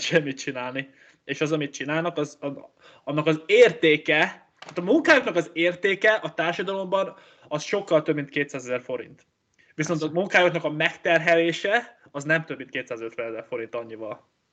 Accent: Hungary; én egy gondolkozó magyar ember vagyok

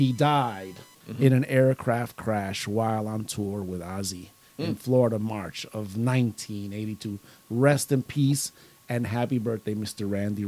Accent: Brazil; Is telling you, I'm from Brazil.

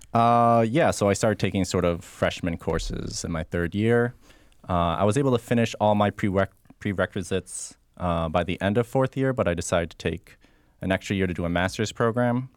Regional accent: Rochester, New York, United States; also born or lived in Rhode Island / North Carolina; now in Florida, United States; I grew up in Rochester, New York. Uh, I spent some time in Rhode Island and in North Carolina, and now I'm down here.

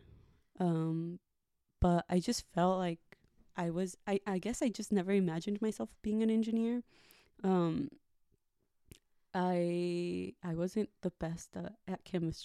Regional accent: United States; also born or lived in Ensenada, Mexico; My parents immigrated to the United States when I was probably like 6 or 7.

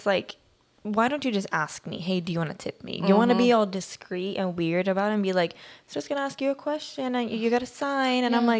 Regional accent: Sweden; moved away as an adult; now in United States

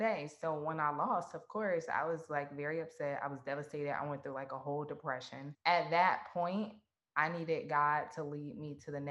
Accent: Atlanta, Georgia, United States; I was born and raised in Atlanta, Georgia.

